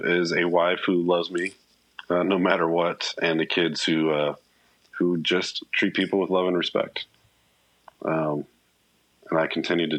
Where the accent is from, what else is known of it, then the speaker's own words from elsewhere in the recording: Papua New Guinea; However, growing up in Papua New Guinea was phenomenal.